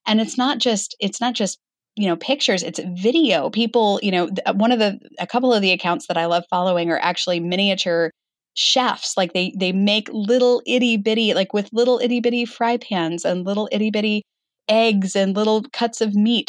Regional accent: Arizona, United States; moved away as an adult; also born or lived in Page, Arizona / Flagstaff, Arizona; I grew up in Arizona

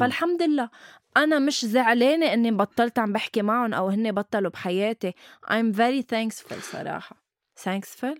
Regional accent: Lebanon; نحن عنا شي بلبنان

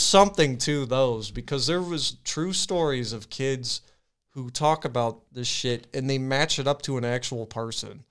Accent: Medina, United States; I was in Medina.

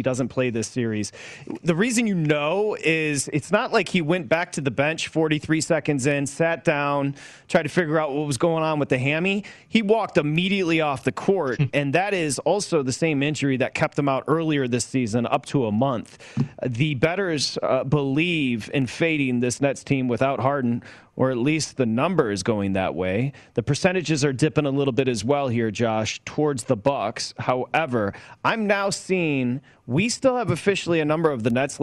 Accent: outside of Detroit, Michigan, United States; growing up outside of Detroit

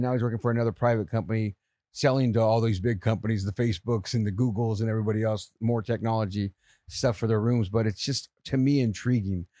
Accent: San Jose, California, United States; moved away; also born or lived in San Francisco; I grew up in San Jose

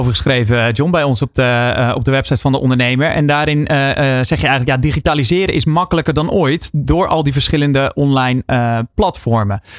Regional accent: Netherlands; Zijn wij als Nederlanders daar

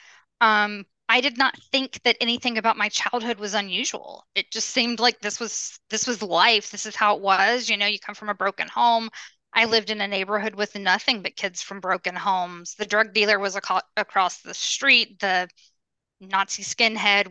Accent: Birmingham, Alabama, United States; I grew up in Alabama

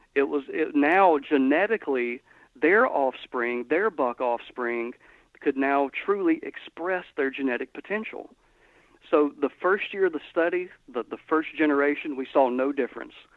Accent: Georgia, United States; now in Mississippi, United States; where I grew up in Georgia, lat- latitudinally exactly the same place where I'm at now

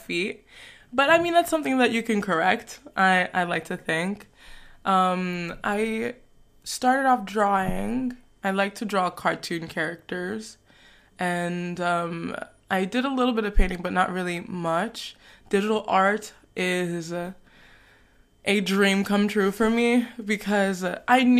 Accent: New York, United States; moved away as an adult; also born or lived in Togo; now in Paris, France; I am from New York, and I was born in West Africa in Togo. I moved to Paris about 6 years ago

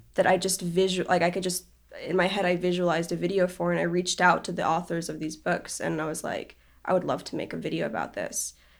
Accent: Israel; I grew up in Israel and over there you have to do, like, military service when you turn eighteen

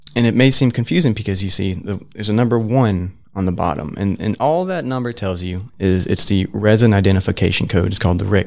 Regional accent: Middle Georgia, United States; moved away as an adult; now in Gainesville, United States; I'm from the Middle Georgia area

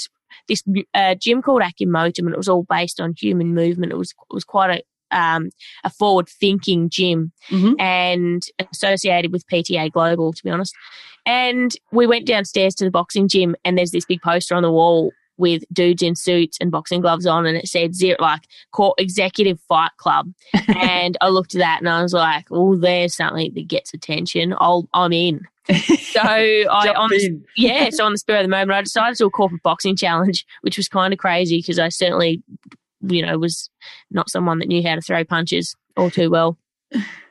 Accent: Tasmania, Australia; moved away as an adult; now in Melbourne, Australia; So I'm from Tassie. I'm a young Tassie lass, Tasmania. That's just, we sit down at the very bottom of Australia floating around. I grew up there

